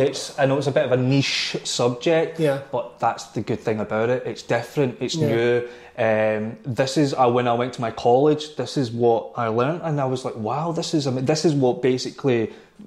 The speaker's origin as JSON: {"language": "English", "town": "Kilmarnock", "region": "Scotland", "country": "United Kingdom", "tie": "born or raised there", "said": "me growing up in Kilmarnock, being in a poor family"}